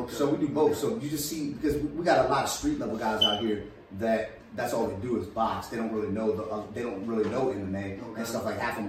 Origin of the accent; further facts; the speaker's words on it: Dallas, Texas, United States; I was like, listen, I grew up out here in Oak Cliff.